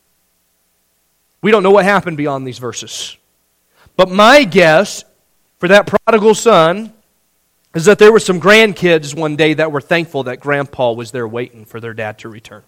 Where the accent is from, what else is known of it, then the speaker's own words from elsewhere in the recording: Indiana, United States; Growing up in Indiana